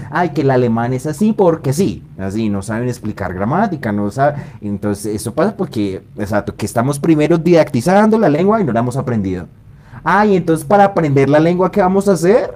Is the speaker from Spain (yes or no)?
no; Bogotá, Colombia; yo soy bogotano de acá